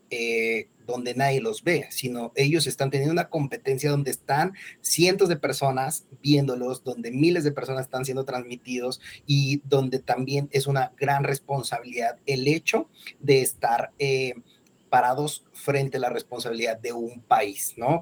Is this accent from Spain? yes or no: no; Mexico; soy mexicano, Estoy ahora mismo en Bogotá